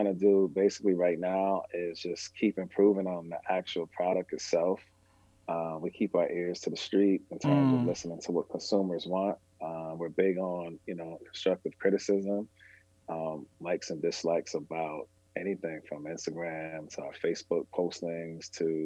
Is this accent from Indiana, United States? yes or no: no; Massachusetts, United States; we are from Massachusetts, but we're not from Boston.